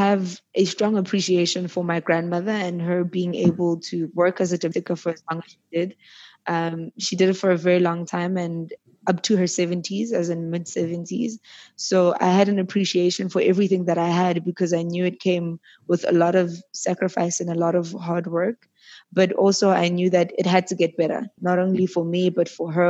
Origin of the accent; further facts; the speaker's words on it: Johannesburg, Gauteng, South Africa; also born or lived in Middelburg, Mpumalanga; I was raised in Joburg, but not originally born in Joburg